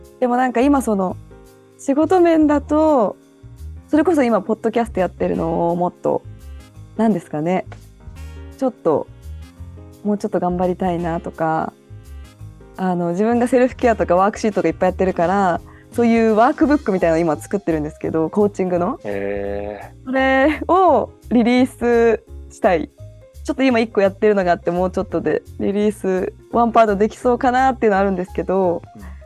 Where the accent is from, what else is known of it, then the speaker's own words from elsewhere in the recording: Japan; moved away as an adult; now in United States; 私の地元で生まれ育った